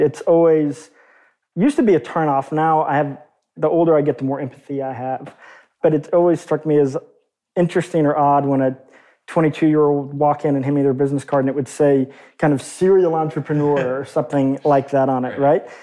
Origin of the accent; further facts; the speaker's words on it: Arkansas, United States; growing up in Arkansas